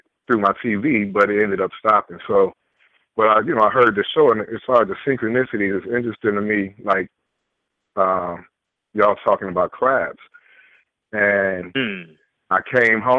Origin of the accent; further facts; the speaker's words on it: Detroit, Michigan, United States; I'm from Detroit